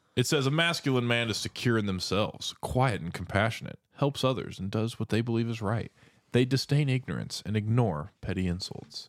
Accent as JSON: {"language": "English", "town": "Seattle", "region": "Washington", "country": "United States", "tie": "born or raised there", "said": "I was born in Seattle. I'm an American"}